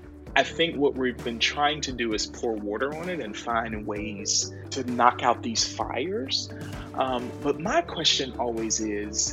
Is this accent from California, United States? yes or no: no; Winston-Salem, North Carolina, United States; moved away as an adult; also born or lived in New York City / Trenton, New Jersey; now in Washington, D.C., United States; So I was raised in Winston-Salem, North Carolina, not that far from you in Raleigh.